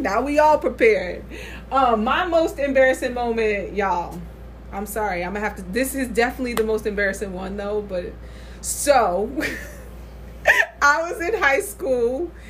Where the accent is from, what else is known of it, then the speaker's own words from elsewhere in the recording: Saratoga Springs, New York, United States; So I am from Saratoga Springs. So what food would we be? we would probably be a pound cake because it's bland.